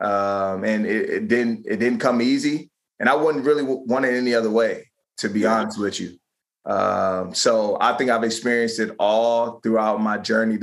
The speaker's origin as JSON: {"language": "English", "area": "Prince George's County", "region": "Maryland", "country": "United States", "tie": "born or raised there", "moved": "as an adult", "lives_now": "Philadelphia, United States", "said": "my hometown a lot more back in PG County, Maryland"}